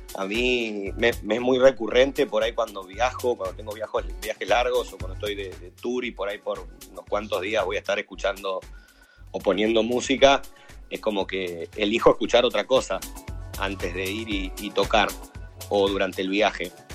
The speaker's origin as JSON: {"language": "Spanish", "town": "Chivilcoy", "region": "Buenos Aires Province", "country": "Argentina", "said": "soy de Chivilcoy, provincia de Buenos Aires, Argentina."}